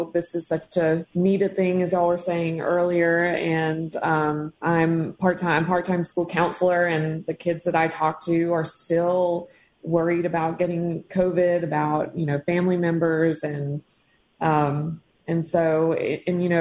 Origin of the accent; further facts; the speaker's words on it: Tupelo, Mississippi, United States; now in Madison, United States; I'm from Tupelo, Mississippi